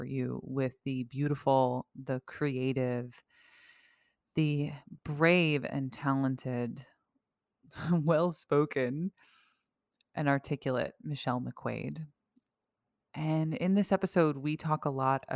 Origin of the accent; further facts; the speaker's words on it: United States; someone who has lived in a relative safety and peace as an American all of my life